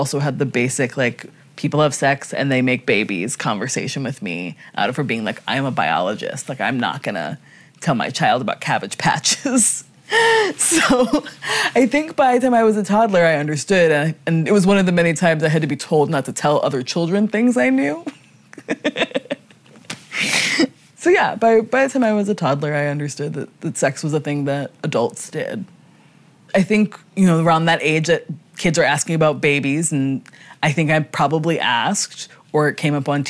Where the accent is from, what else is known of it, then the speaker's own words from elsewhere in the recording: Wilmington, Delaware, United States; I grew up in Wilmington, Delaware.